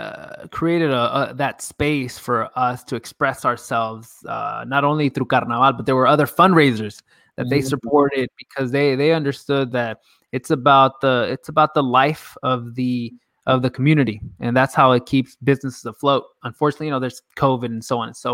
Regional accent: San Francisco, California, United States; we're from the Bay, we're from San Francisco

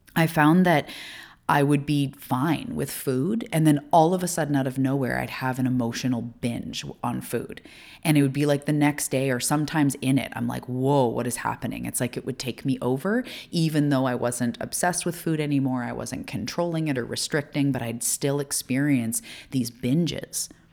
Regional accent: Canada; also born or lived in Vancouver Island, British Columbia; I am a Canadian living off the west coast of Canada

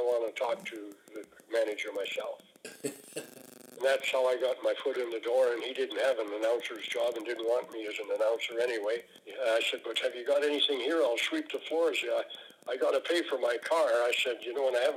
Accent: North Battleford, Saskatchewan, Canada; In Saskatchewan, I'm from North Battleford

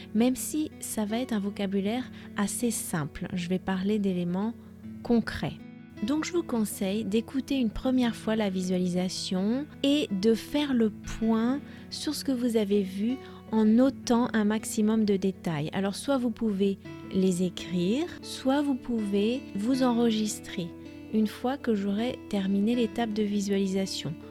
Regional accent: France; je suis française

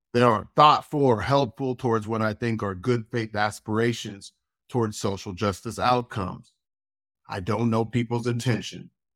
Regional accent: United States; I have many criticisms of my country of birth, and I could not deny the privileges that being American had provided for me

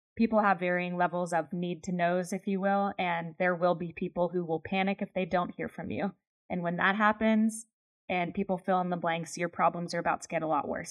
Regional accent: Pennsylvania, United States; I grew up in Pennsylvania.

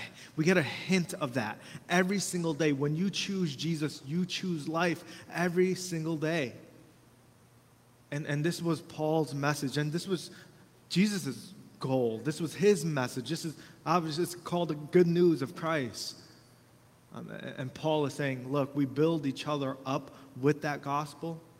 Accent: United States; we got a lot of rights as Americans

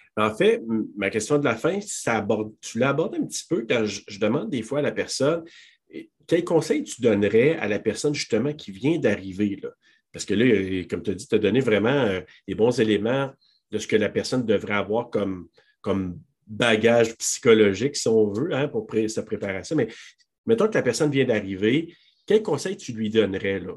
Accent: Quebec, Canada; chez nous, au Québec

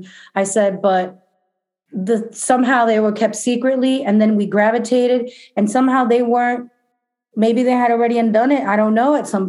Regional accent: New York City, New York, United States; I don't know if it's because I come from New York City, although my family before in Argentina were like that.

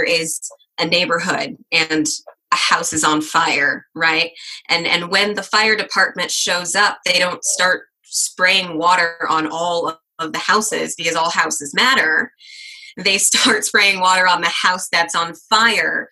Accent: Kansas City, Missouri, United States; moved away as an adult; also born or lived in Des Moines, Iowa; now in Sioux Falls, United States; I did grow up in the suburbs of Kansas City, Missouri

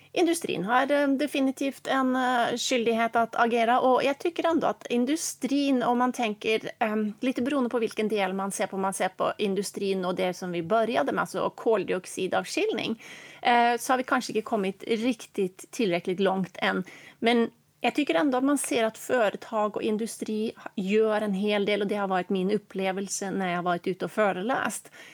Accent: Norway; eftersom jag är norsk och bor i Norge för tillfället

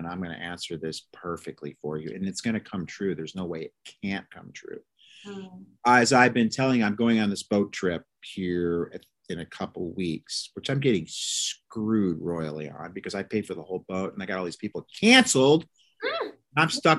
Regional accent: Omaha, Nebraska, United States; I'm freaking from Omaha, Nebraska, bro. I'm from the breadbasket. I'm freaking hardcore American.

